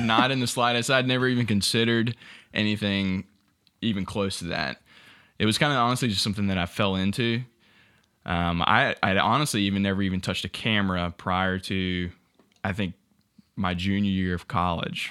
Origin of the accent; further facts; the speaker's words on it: Ware Shoals, South Carolina, United States; moved away as an adult; now in Columbia, United States; originally from a small town called Whersholes